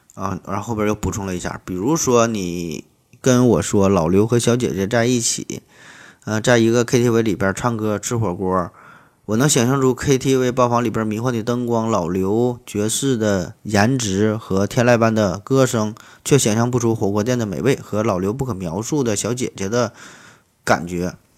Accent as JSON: {"language": "Chinese", "town": "Shenyang", "region": "Liaoning", "country": "China", "tie": "born or raised there", "said": "作为沈阳人，作为沈阳的一个分子儿"}